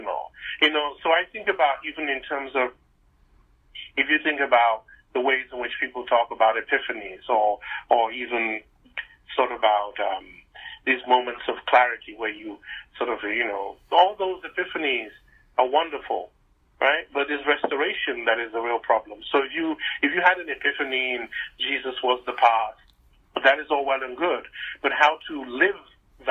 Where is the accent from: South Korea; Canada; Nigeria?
Nigeria; moved away; back home growing up in Nigeria